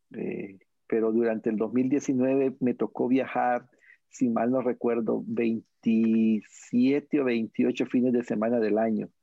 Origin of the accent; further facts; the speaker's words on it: Honduras; en mi país, Honduras